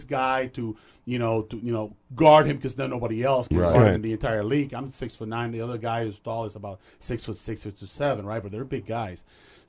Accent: Dominican Republic; moved away; also born or lived in Puerto Rico / Rochester, New York; I grew up in Dominican Republic, went to school there

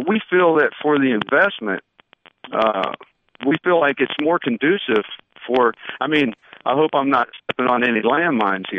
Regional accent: North Carolina, United States; accent: North Carolina; my North Carolina accent

